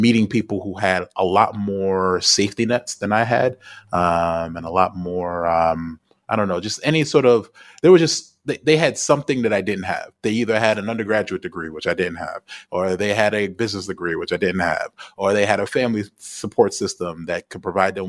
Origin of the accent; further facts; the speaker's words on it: United States; moved away; because I'm an American